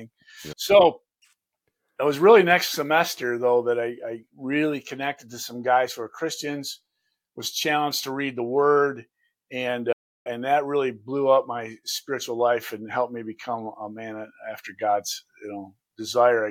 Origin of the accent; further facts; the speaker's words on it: Lansing, Michigan, United States; I'm right here from Lansing